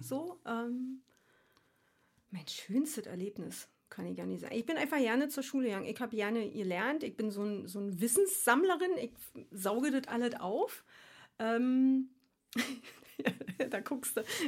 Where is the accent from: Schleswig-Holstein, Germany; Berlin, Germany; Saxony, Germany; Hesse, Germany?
Berlin, Germany; moved away as an adult; also born or lived in Frankfurt / Darmstadt / Australia / Switzerland; Ich komme ursprünglich aus Ostkreuz